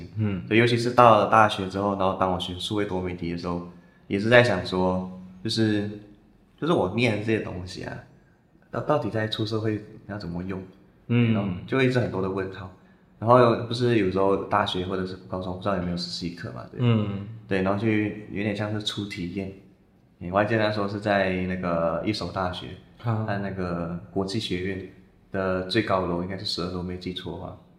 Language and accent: Chinese; Malaysia; moved away as an adult; 因为毕竟大学我是从马来西亚过来嘛